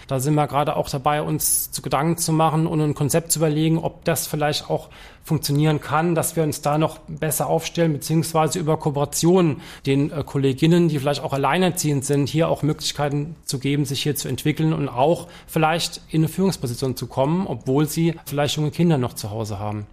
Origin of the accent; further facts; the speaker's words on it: Palatinate Forest, Rhineland-Palatinate, Germany; moved away as an adult; also born or lived in Trier; now in Mannheim, Germany; Ich bin waschechter Pfälzer, bin im Pfälzerwald groß geworden